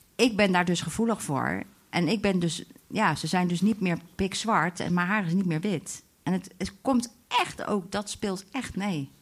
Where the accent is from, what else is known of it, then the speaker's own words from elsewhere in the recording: Delft, South Holland, Netherlands; ik ben geboren in Delft in 1977